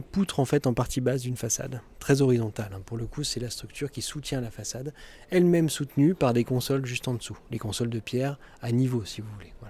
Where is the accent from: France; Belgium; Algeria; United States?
France; Dijon, Bourgogne-Franche-Comté; ma ville natale